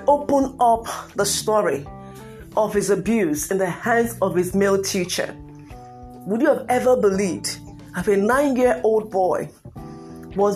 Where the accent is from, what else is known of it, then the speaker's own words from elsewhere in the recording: Nigeria; I'm from Nigeria.